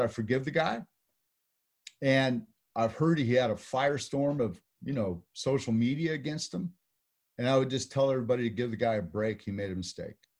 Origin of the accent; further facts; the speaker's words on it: California, United States; now in Texas, United States; in California, where I'm from, I live in Texas now